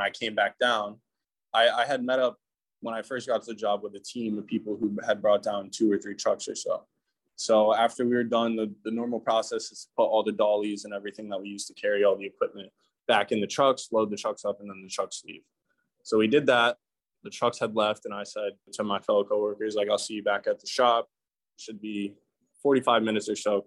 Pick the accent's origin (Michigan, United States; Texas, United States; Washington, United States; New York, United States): New York, United States; I'm from New York